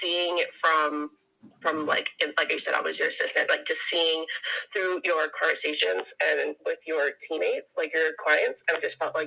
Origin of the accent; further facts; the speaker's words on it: Kelowna, British Columbia, Canada; moved away as an adult; now in Surrey, Canada; So I'm from Canada. Born and raised in Kelowna, but I'm currently living in Surrey, BC.